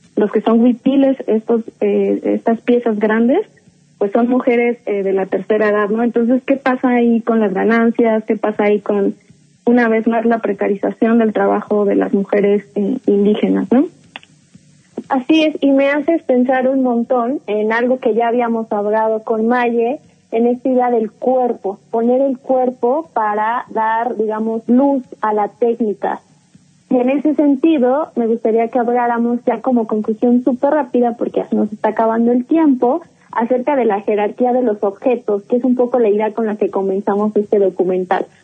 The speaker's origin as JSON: {"language": "Spanish", "country": "Mexico", "said": "los nuestros, como el mexicano"}